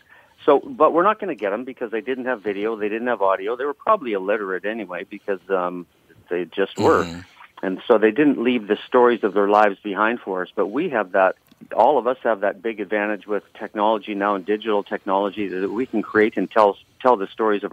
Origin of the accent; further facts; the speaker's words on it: Canada; I'm from the north of the 60s, so I'm a Canadian